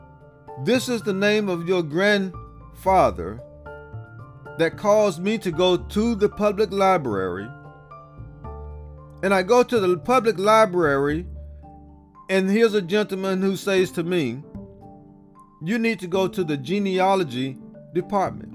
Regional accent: Columbus, Georgia, United States; growing up in Columbus, Georgia

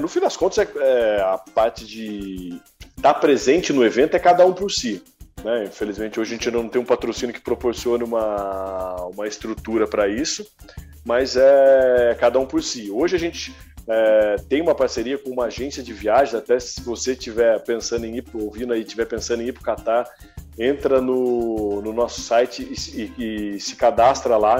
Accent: Guaratinguetá, São Paulo, Brazil; Eu sou de Guaratinguetá e, porra, torço pro Guará

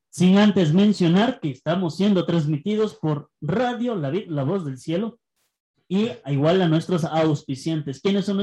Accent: Ecuador; Y uno como ecuatoriano Ah, es, es un vago, no hace nada, no mentira.

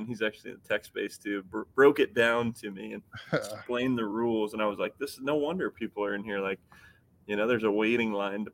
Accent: Midwest, United States; I grew up here in the Midwest

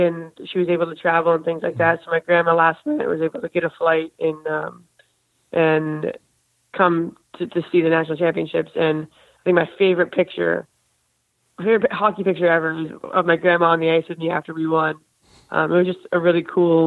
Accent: Birmingham, Michigan, United States; moved away; I grew up in Birmingham, Michigan, which is a small town just outside Detroit

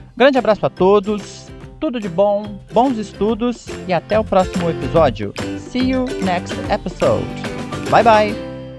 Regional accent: Brazil; nós, como brasileiros, falantes do português

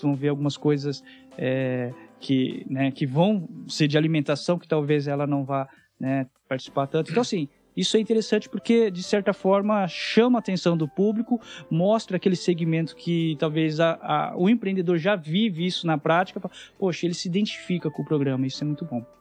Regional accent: Palmeira d'Oeste, São Paulo, Brazil; moved away; Venho de uma família bem humilde no interior de São Paulo, uma cidade que tem 9 mil habitantes

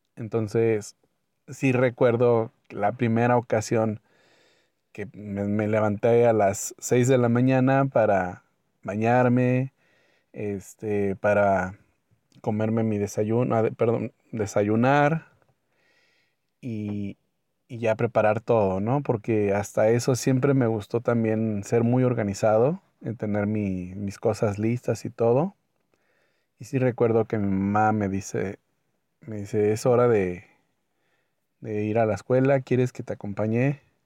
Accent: Mexico; soy de México

